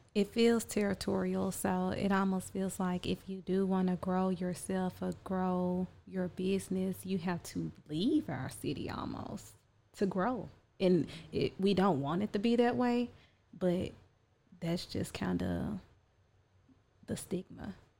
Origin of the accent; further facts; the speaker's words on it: Chattanooga, Tennessee, United States; I am originally from Chattanooga, Tennessee.